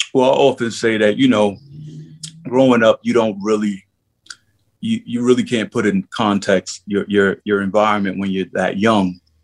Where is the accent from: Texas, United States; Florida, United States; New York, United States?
New York, United States; New York City; I ran the streets of Harlem, 125th Street. You know, I'm from St. Nick Projects, One Two Third and Lenox